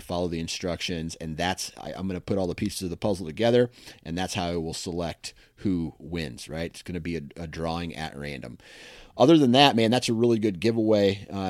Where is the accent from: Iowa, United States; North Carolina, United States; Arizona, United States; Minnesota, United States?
Iowa, United States; I'm from Iowa, so it's just hard to really beat that elevation and just grind it out